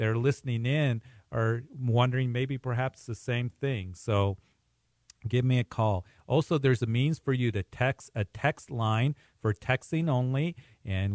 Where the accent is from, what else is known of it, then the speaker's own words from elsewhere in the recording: Fountain, Colorado, United States; I grew up in the Fountain area, Whitefield area